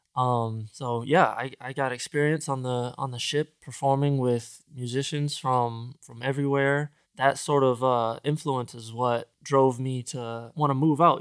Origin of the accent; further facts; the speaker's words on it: Grand Rapids, Michigan, United States; moved away as an adult; now in Los Angeles, United States; where I grew up in the Midwest, Grand Rapids, Michigan